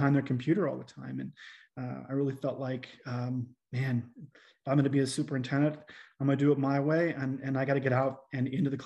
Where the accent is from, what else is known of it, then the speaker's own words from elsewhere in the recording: Fort Benton, Montana, United States; also born or lived in Great Falls, Montana / Corvallis, Montana; I grew up in Fort Benton, Montana